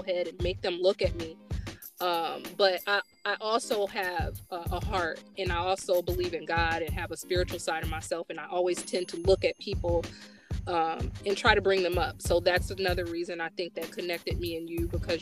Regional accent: United States; a young girl growing up in America who's brown skin, and the interactions that I had with my family

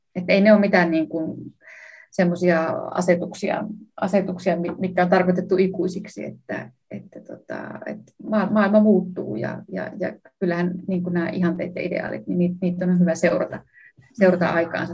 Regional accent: Savonlinna, South Savo, Finland; mä itse Savonlinnasta kotoisin

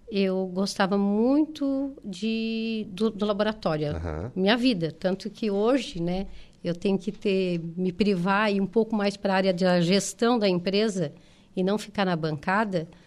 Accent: Turvo, Santa Catarina, Brazil; now in Florianópolis, Brazil; ir para Florianópolis, eu sou de Turvo, uhum. ir para Florianópolis já era, tu, parecia que tu estava desbravando o mundo

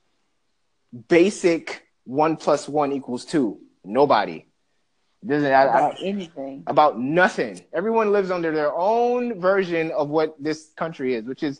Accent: Bahamas; also born or lived in Jamaica; now in United States; I'm an immigrant, full-blood true immigrant. Like, I wasn't born here, I was born in Bahamas, my family's from Jamaica

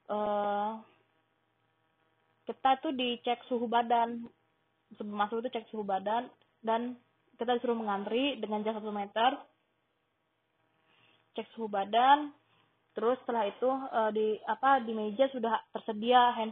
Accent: Riyadh, Riyadh Province, Saudi Arabia; now in Jeddah, Saudi Arabia; Gue dari lahir tinggal di Riyadh, Saudi Arabia. Tapi hmm, 5 tahun terakhir gue tinggal di Jeddah karena gue mengajar di sekolah Indonesia Jeddah

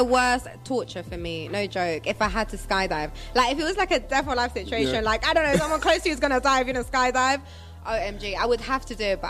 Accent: Venezuela; now in London, United Kingdom; I wasn't born in London, you know. I was born in Venezuela.

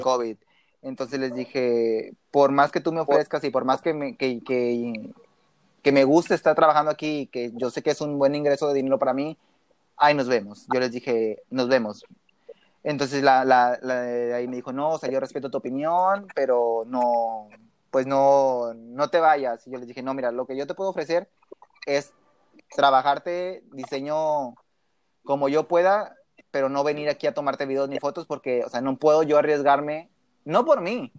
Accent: Matamoros, Tamaulipas, Mexico; ahí vivo yo, ahí es mi ciudad

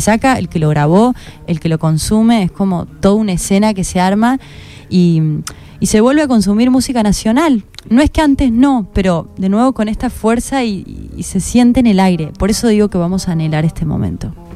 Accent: Córdoba, Argentina; moved away as an adult; now in Buenos Aires, Argentina; yo soy de Córdoba

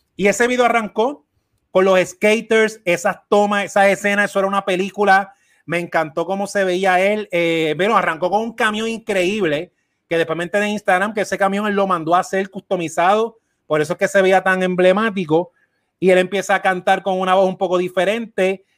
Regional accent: Puerto Rico; Mar y yo somos dos puertorriqueños, yo aquí en Puerto Rico

